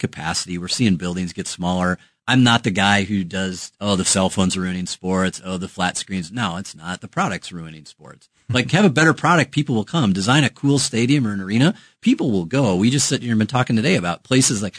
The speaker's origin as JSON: {"language": "English", "region": "Wisconsin", "country": "United States", "said": "I'm from Wisconsin"}